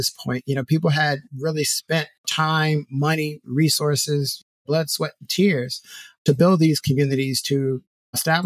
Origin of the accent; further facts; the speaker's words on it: Morgan City, Louisiana, United States; also born or lived in New Orleans, Louisiana; I am originally from South Louisiana, was born in Morgan City, Louisiana.